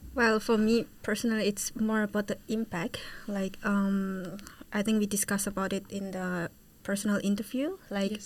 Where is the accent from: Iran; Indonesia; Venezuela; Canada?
Indonesia; moved away as an adult; now in Utrecht, Netherlands; I'm from Indonesia and I'm studying international management in Utrecht University